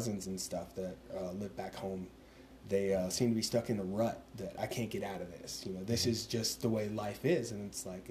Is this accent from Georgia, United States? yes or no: yes; Georgia, United States; moved away as an adult; now in Colorado, United States; I moved out to Colorado from Georgia